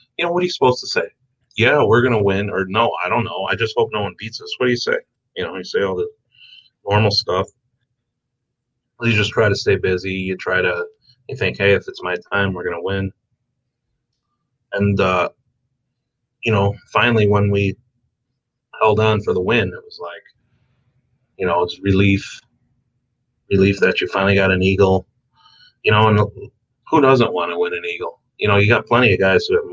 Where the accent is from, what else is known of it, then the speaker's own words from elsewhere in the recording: Blue Island, Illinois, United States; I'm just a dirty kid from the South Side. I grew up in Blue Island